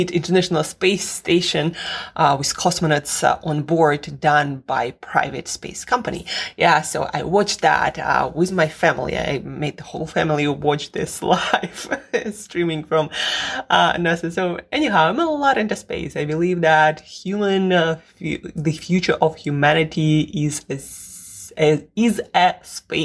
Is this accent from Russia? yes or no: yes; Russia; moved away; I am from Russia originally